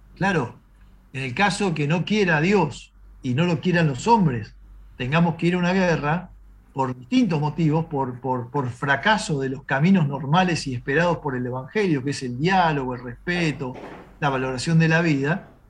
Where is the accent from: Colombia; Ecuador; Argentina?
Argentina